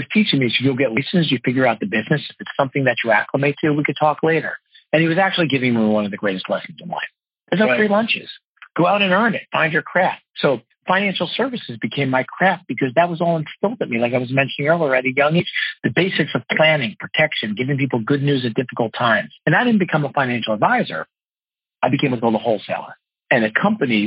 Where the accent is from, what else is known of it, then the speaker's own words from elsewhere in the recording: Parsippany, New Jersey, United States; now in Washington Crossing, United States; I grew up actually in Parsippany, New Jersey